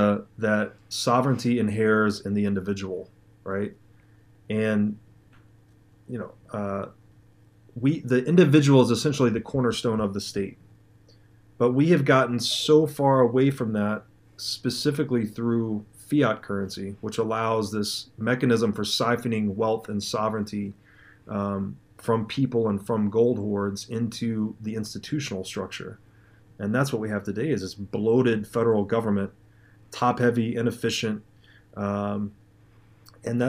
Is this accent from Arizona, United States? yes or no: no; Tennessee, United States; moved away; I'm from Tennessee originally